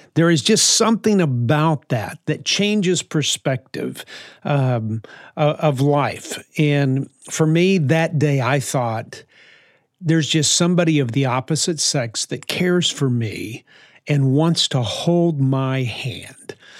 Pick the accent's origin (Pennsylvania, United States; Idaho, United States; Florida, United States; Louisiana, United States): Louisiana, United States; New Orleans; also born or lived in West Texas; I grew up in New Orleans. born in West Texas, but grew up in New Orleans